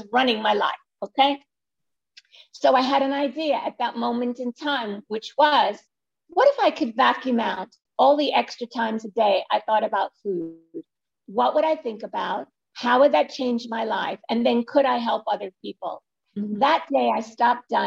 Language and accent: English; New York City, New York, United States; I live in New York City, not far from the Empire State Building. And I was born in Brooklyn